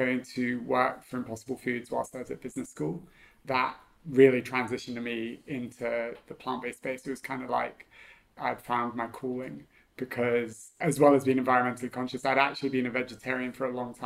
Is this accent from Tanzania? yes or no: no; Hong Kong; also born or lived in Shanghai / New York; I grew up in Hong Kong, so I was born here, so Hong Kong is home for me.